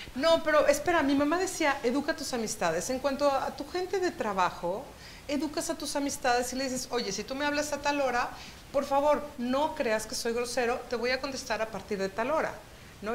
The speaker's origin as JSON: {"language": "Spanish", "region": "Chihuahua", "country": "Mexico", "tie": "born or raised there", "moved": "yes", "said": "gran parte de mi niñez me tocó vivir en Chihuahua"}